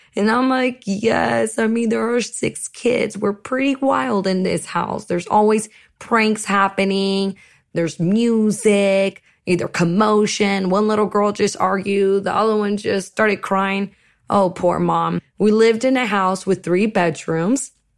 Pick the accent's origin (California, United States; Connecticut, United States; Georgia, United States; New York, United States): California, United States; Seaside; also born or lived in Monterey, California; my parents settled in a little town called Seaside